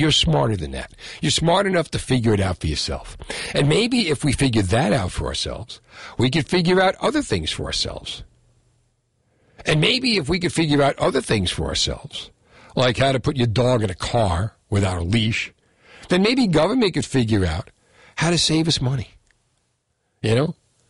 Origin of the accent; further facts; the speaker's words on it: Ohio, United States; I'm from Ohio, right?